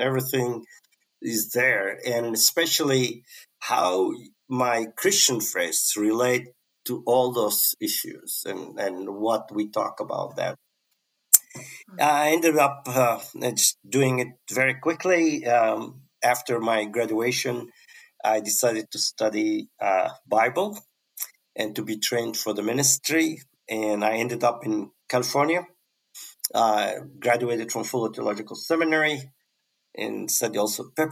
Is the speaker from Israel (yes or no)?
yes; Lod, Central District, Israel; born or raised there